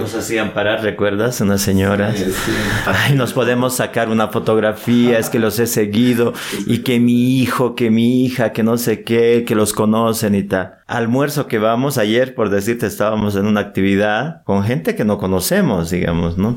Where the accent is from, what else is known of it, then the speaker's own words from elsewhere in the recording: Bolivia; nosotros que somos bolivianos